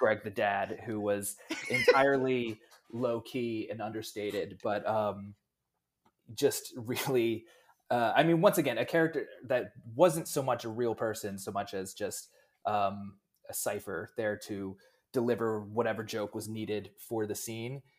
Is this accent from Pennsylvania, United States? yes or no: yes; Pennsylvania, United States; I'm from Pennsylvania.